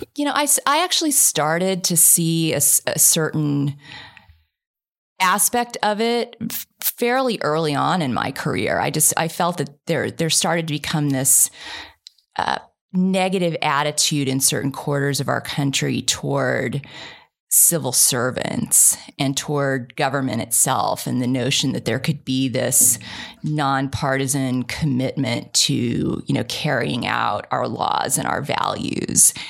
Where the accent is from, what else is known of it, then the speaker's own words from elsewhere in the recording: Kansas, United States; moved away; I grew up in Kansas